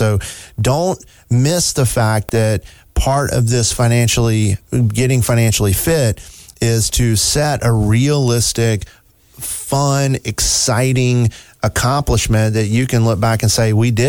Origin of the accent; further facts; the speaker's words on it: New York, United States; I'm from New York.